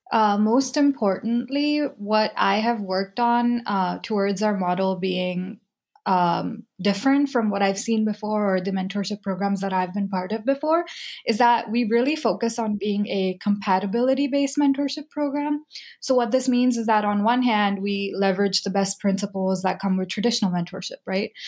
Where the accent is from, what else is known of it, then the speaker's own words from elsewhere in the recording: United States; me growing up in the United States after we moved here